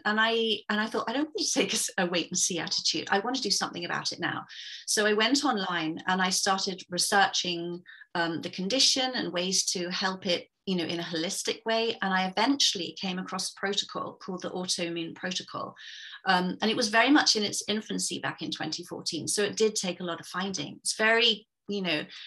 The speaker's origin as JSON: {"language": "English", "region": "England", "country": "United Kingdom", "moved": "as an adult", "lives_now": "Vancouver, Canada", "said": "I'm originally from England, but I'm sitting here in a very wet and grey and quite miserable, actually, Vancouver, Canada. So I've been here since 2012."}